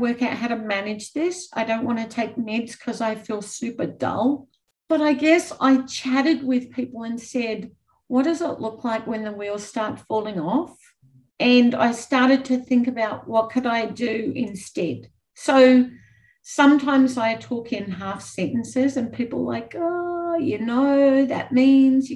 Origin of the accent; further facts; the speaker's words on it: Australia; moved away as an adult; also born or lived in New Zealand; as an Australian